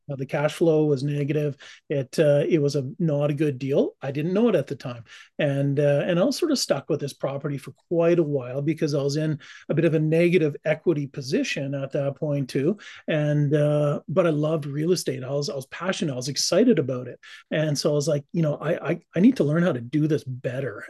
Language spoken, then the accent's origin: English; Calgary, Alberta, Canada; now in Cranbrook, Canada; I was born and raised in Calgary